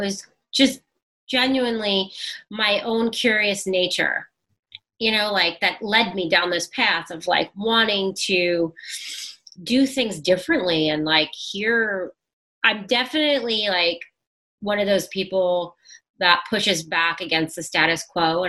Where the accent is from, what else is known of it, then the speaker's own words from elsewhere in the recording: New York City, New York, United States; I'm from Brooklyn and I grew up in the city